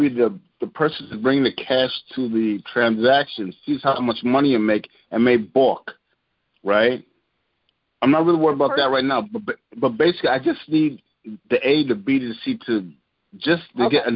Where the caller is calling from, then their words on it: New York, United States; I'm calling from New York.